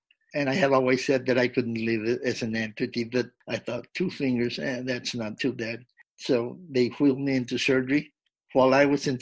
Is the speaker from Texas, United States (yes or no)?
yes; Del Rio, Texas, United States; my hometown of Del Rio